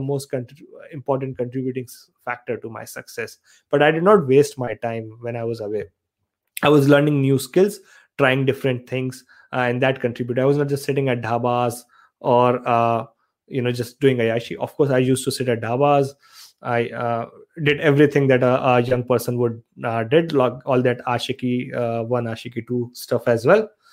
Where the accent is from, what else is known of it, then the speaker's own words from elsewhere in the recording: Aligarh, Uttar Pradesh, India; moved away as an adult; also born or lived in Saharanpur; now in Australia; I'm actually from Aligarh, Uttar Pradesh in India. I was born in Saharanpur